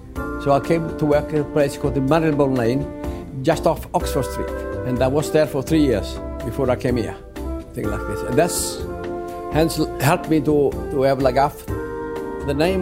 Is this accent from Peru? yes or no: no; Italy; English is a second language; moved away as an adult; now in London, United Kingdom; I came from Italy